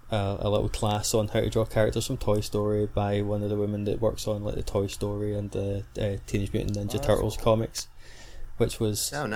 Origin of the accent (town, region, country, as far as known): Scotland, United Kingdom; born or raised there